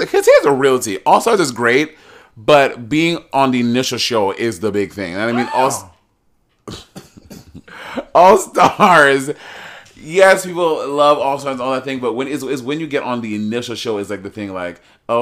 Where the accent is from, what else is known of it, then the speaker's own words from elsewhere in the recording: Brooklyn, New York, United States; I grew up in Brooklyn